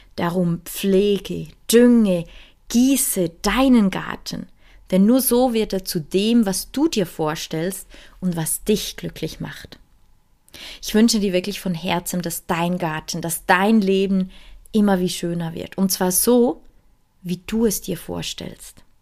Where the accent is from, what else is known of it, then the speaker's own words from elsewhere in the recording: Switzerland; bei uns in der Schweiz